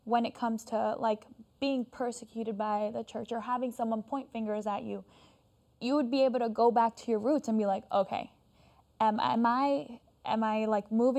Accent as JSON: {"language": "English", "region": "Florida", "country": "United States", "tie": "born or raised there", "said": "I grew up in Florida"}